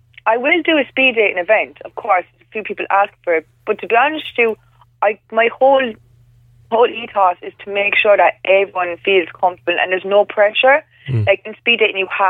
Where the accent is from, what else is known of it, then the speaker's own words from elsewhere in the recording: Cork, Munster, Ireland; I'm from Cork